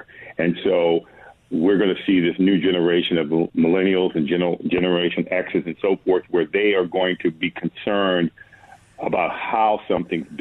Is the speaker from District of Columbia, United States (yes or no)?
yes; Washington, District of Columbia, United States; I was born in Washington, D.C.